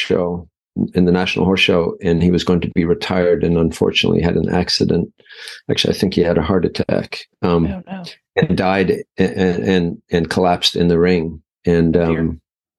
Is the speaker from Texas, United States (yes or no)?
no; Sheridan, Wyoming, United States; moved away; also born or lived in Ireland; I was born in Sheridan, Wyoming